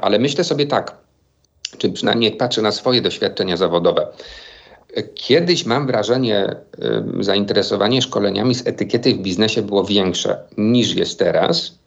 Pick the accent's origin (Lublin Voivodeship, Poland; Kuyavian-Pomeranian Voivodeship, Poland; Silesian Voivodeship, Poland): Silesian Voivodeship, Poland; now in Kraków, Poland; o Śląsku, z którego pochodzę